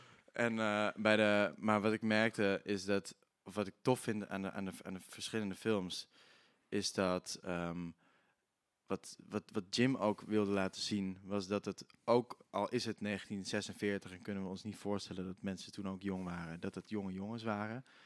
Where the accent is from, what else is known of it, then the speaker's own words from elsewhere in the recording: Limburg, Netherlands; accent: Limburgish; Ik ben wel Limburgs opgevoed. Ik spreek wel dialect.